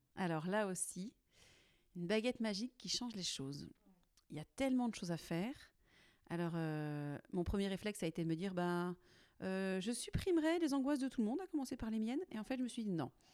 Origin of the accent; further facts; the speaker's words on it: Nantes, Pays de la Loire, France; je suis nantaise d'origine. J'ai pas beaucoup changé de rocher.